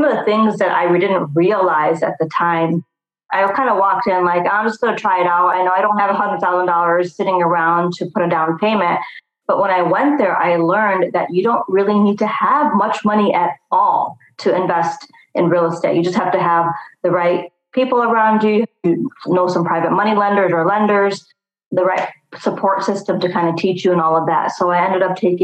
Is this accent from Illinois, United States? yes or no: yes; Chicago, Illinois, United States; Born and raised in Chicago.